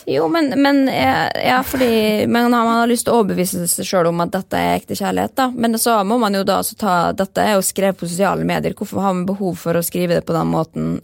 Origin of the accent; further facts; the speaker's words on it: Molde, Møre og Romsdal, Norway; vi kommer jo fra Molde